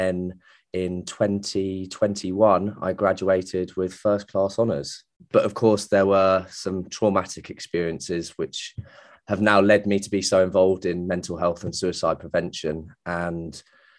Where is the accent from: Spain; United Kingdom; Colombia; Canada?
United Kingdom; Manchester, North West England; moved away as an adult; also born or lived in Florida; now in Banstead, United Kingdom; I grew up around in the Manchester area